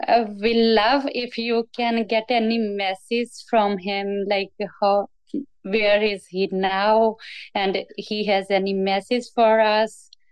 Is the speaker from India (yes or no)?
yes; India; now in Calgary, Canada; Originally, I'm from India.